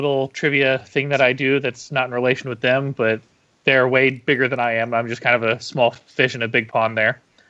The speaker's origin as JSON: {"language": "English", "town": "Sand Springs", "region": "Oklahoma", "country": "United States", "said": "I'm from Sand Springs, Oklahoma, which is just outside of Tulsa"}